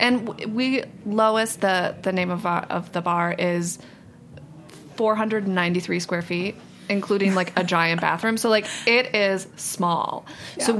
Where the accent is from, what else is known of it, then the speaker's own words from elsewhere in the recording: Cleveland, Ohio, United States; moved away as an adult; now in New York, United States; We grew up in Cleveland